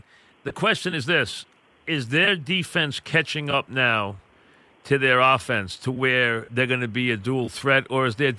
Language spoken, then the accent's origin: English; Nebraska, United States; I grew up in Nebraska.